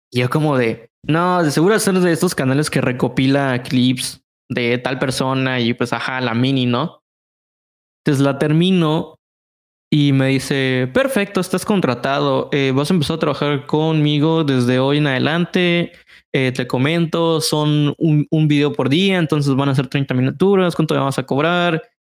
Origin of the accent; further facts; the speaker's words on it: Mexico City, Mexico; Es mexicano y aparte es de la Ciudad de México, que es de donde yo soy.